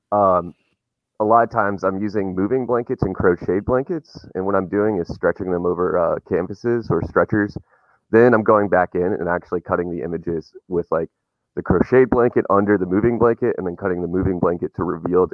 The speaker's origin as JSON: {"language": "English", "region": "Wisconsin", "country": "United States", "said": "I'm from Wisconsin"}